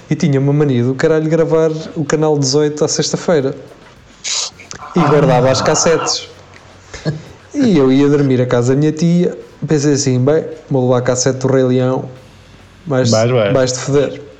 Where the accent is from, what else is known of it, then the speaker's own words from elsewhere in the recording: Almalaguês, Coimbra District, Portugal; lá na minha aldeia, em Almalaguês